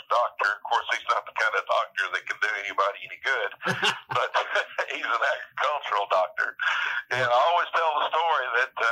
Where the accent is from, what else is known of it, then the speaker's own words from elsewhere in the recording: northwest Tennessee, United States; We grew up on a farm in northwest Tennessee, right where that line goes zigzag across the top of Tennessee and Kentucky